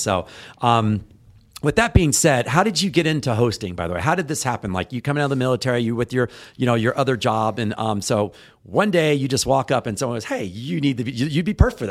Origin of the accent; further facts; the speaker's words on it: Texas, United States; I'm from Texas too